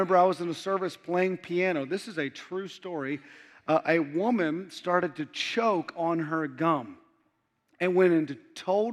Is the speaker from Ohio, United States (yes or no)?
yes; Ohio, United States; now in Mississippi, United States; I'm originally from Ohio